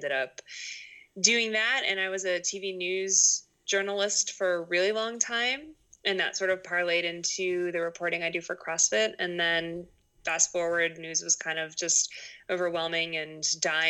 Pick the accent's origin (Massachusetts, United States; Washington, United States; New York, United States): Massachusetts, United States; Boston; moved away as an adult; also born or lived in Rhode Island / Maine; So I'm from Boston. I grew up in Boston